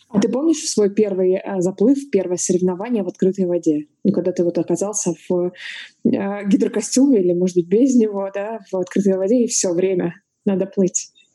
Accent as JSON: {"language": "Russian", "town": "Novorossiysk", "region": "Krasnodar Krai", "country": "Russia", "tie": "born or raised there", "said": "я родилась, выросла в Новороссийске, берег Черного моря"}